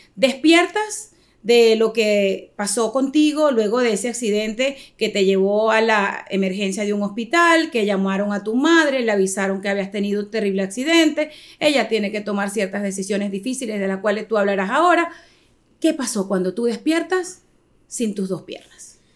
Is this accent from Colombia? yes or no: no; Venezuela; now in United States; nosotros como venezolanos